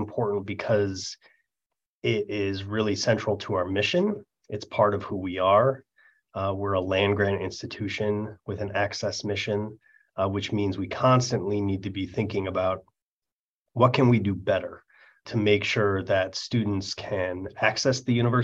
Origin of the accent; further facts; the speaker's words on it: Minnesota, United States; moved away as an adult; also born or lived in San Francisco / Davis; now in Oregon, United States; I grew up in Minnesota where we have real winter.